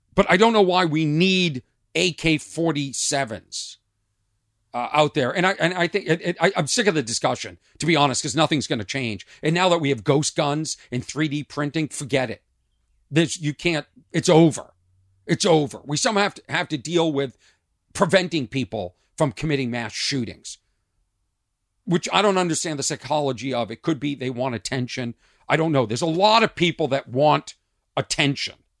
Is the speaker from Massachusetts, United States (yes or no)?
yes; Lexington, Massachusetts, United States; moved away; I grew up in Lexington, Massachusetts, a town outside of Boston